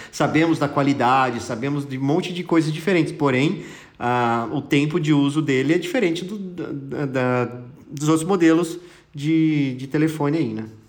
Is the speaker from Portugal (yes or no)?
no; Brazil